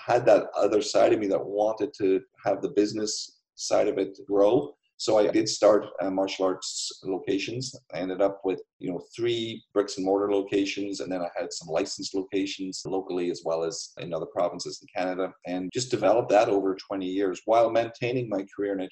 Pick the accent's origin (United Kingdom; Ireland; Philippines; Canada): Ireland; I grew up in Ireland